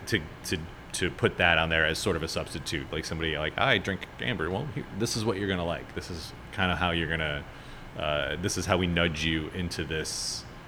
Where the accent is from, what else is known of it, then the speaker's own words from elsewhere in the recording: Chicago, Illinois, United States; moved away as an adult; now in New Orleans, United States; I'm from Chicago. I moved down here about uh, a little over eight years ago.